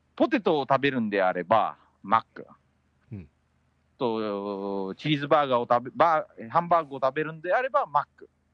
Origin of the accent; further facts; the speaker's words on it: Metro Manila, Philippines; メトロマニラで好きなスポットはやっぱり地元、実家